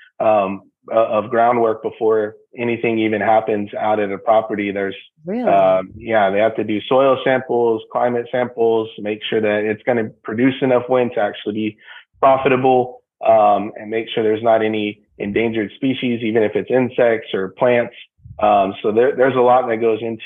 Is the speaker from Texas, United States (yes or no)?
yes; San Antonio, Texas, United States; moved away as an adult; now in Houston, United States; We're both born and raised in San Antonio. Now we're moved out here to Houston